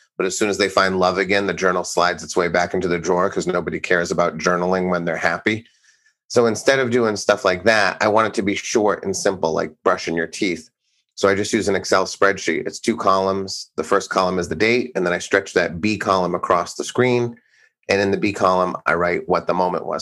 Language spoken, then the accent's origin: English; Blackstone, Massachusetts, United States; I grew up in Blackstone, Massachusetts, which was a tiny farm town, sort of in eastern Mass, about an hour from Boston.